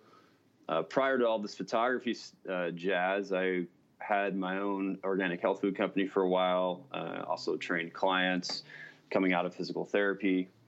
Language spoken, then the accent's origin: English; Texas, United States; now in Alaska, United States; So I actually live in Alaska, but I'm from Texas originally.